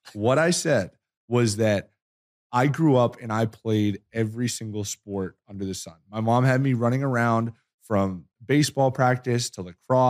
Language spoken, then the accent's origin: English; New Hampshire, United States; moved away; I'm from New Hampshire. I used to play pond hockey growing up.